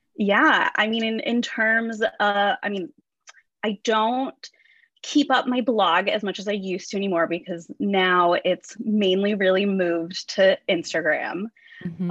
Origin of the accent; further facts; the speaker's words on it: Orange County, California, United States; also born or lived in Western Illinois University, Illinois; I grew up in Orange County. That's where I am now.